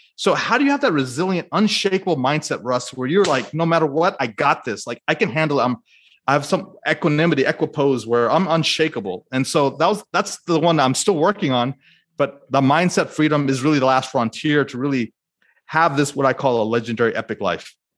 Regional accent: United States; as an Indian American

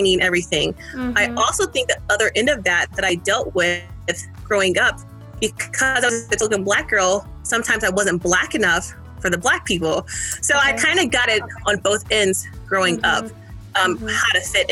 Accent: Iowa City, Iowa, United States; also born or lived in California; I grew up in Iowa. Moved from California and then grew up in Iowa City, Iowa.

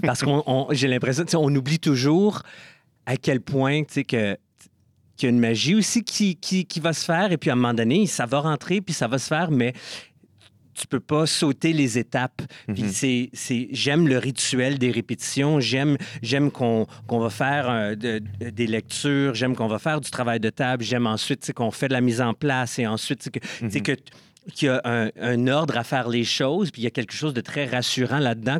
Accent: Ottawa, Ontario, Canada; also born or lived in Toronto; je suis né à Ottawa. Et une fois que j'ai terminé mon bac à l'Université d'Ottawa, je suis déménagé à Toronto

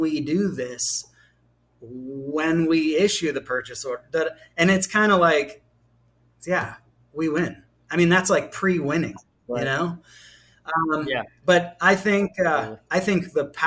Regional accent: Pittsburgh, Pennsylvania, United States; moved away; also born or lived in Southeast United States; I'm from Pittsburgh, Pennsylvania

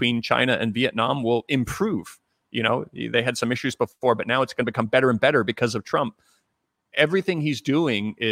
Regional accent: Canada; I'm actually Canadian

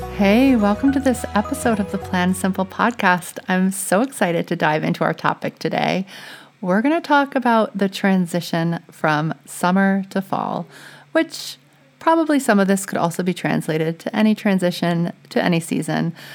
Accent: Louisiana, United States; now in New England, United States; I'm from Louisiana

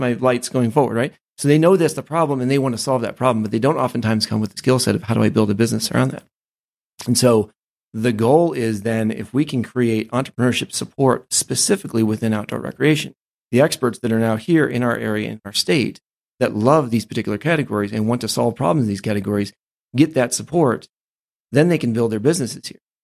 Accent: Ohio, United States; also born or lived in Maine; I grew up most of my life in Ohio because that's where my family was from

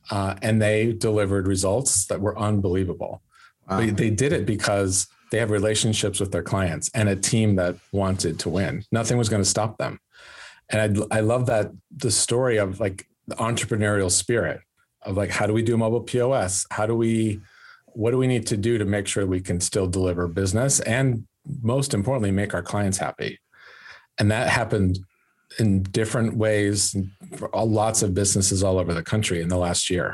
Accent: California, United States; moved away; also born or lived in Los Angeles / Sacramento; I'm from Lake Tahoe, but my family's in Sacramento now

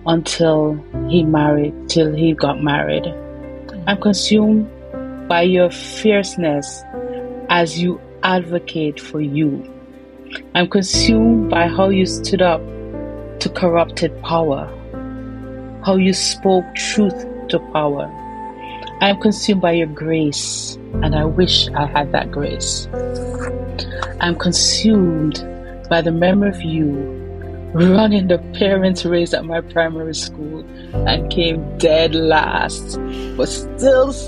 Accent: Jamaica; moved away as an adult; also born or lived in Barbados; now in Canada; I was born and raised in Jamaica.

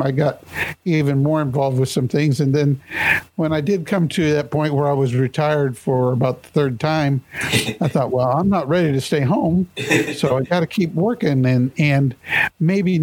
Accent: Topeka, Kansas, United States; I was born and raised here in Topeka

